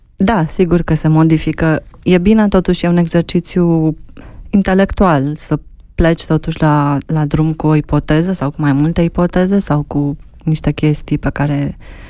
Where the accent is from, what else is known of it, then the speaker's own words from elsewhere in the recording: Romania; suntem români, sărbătorim ziua națională, mâncăm mamaligă